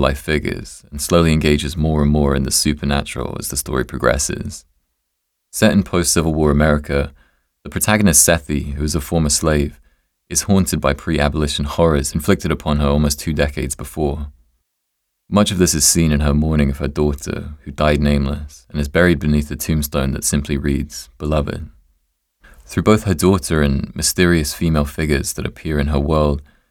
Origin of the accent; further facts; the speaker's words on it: England, United Kingdom; being English